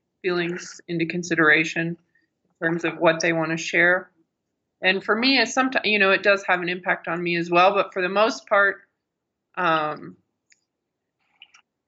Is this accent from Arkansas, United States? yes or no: yes; Arkansas, United States; moved away as an adult; also born or lived in Eastern Kentucky; I always wanted to be a writer ever since I was little, growing up in Arkansas